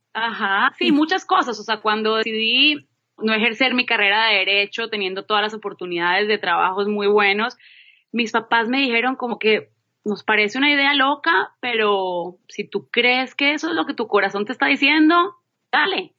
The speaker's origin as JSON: {"language": "Spanish", "town": "Manizales", "region": "Caldas", "country": "Colombia", "tie": "born or raised there", "also_born_or_lived": "Bogotá, Colombia / Boston, United States", "moved": "as an adult", "said": "soy colombiana, nací en Manizales"}